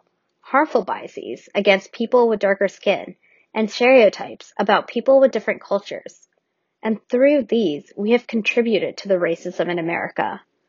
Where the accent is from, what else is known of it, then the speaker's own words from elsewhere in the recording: Richmond, Virginia, United States; My brother and I are Indians who grew up in the U.S., Richmond, Virginia, to be specific. We're in our 20s.